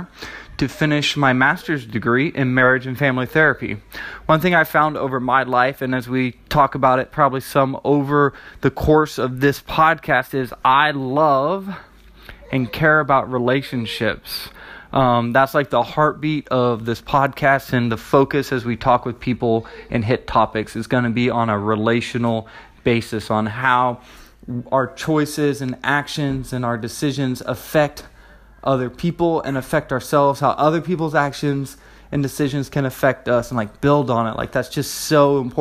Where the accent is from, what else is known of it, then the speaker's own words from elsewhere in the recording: Sacramento, California, United States; moved away as an adult; also born or lived in Charleston, South Carolina / Maryland; now in Pennsylvania, United States; I live in Pennsylvania, but I grew up in California, in Northern California, in the Sacramento area